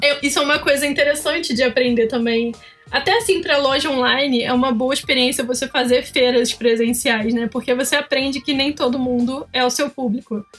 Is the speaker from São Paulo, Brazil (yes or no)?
no; Petrópolis, Rio de Janeiro, Brazil; now in Curitiba, Brazil; eu sou de Petrópolis, eu não sei se vocês sabem, eu fazia feira lá em Petrópolis, hoje estou morando em Curitiba